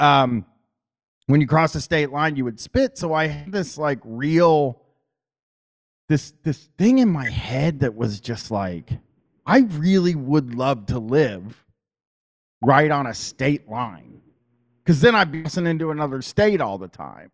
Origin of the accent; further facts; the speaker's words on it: Columbus, Ohio, United States; I grew up in Columbus, Ohio. I've lived in Columbus, Ohio my whole life